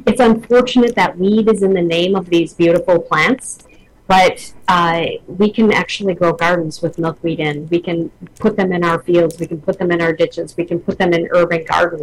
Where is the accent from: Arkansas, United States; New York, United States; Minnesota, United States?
Minnesota, United States; I grew up in Minnesota